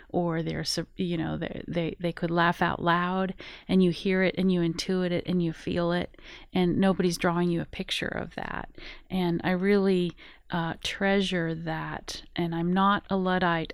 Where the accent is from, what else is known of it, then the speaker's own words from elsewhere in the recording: Colorado, United States; I am originally from Colorado, grew up in the Rocky Mountains